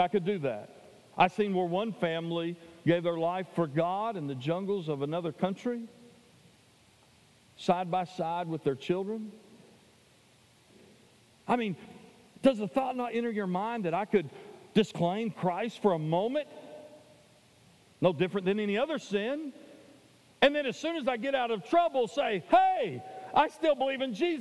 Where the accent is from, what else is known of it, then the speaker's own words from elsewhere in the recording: Tennessee, United States; now in Anchorage, United States; I was from Tennessee